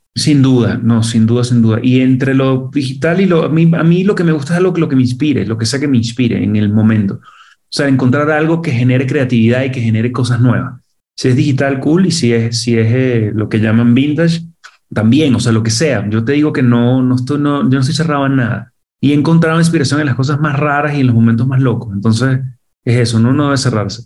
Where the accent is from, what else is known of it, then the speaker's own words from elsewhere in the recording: Venezuela; moved away as an adult; now in Mexico; cuando llegué yo de Venezuela para acá a vivir